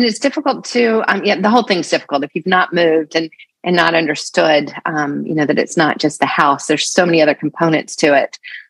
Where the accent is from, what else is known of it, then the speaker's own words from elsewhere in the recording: the South, United States; I wasn't Texan, right? I didn't own cowboy boots. I didn't speak the language, even though I was from the South.